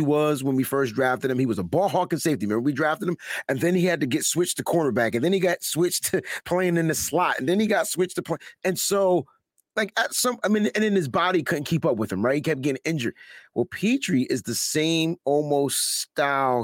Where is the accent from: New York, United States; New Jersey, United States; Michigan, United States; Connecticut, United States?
Connecticut, United States; New Haven; Yale, New Haven, that's exactly where I'm from.